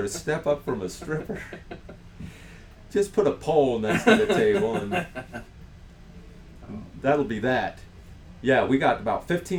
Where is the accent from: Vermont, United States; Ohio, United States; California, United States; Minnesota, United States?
Ohio, United States; I grew up in Ohio